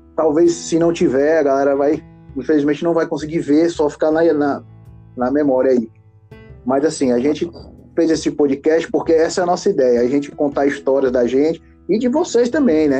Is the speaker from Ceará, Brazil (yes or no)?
yes; Fortaleza, Ceará, Brazil; a gente é de Fortaleza, Ceará, né? A gente é cearense, todos nós três